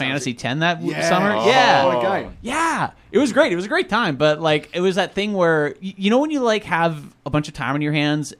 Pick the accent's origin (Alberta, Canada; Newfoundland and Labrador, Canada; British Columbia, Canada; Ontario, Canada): Alberta, Canada; Fairview; moved away; Fairview is my hometown. I grew up in Fairview. It's a town of like 3,000 people in just nowhere. It's just way up in northern Alberta.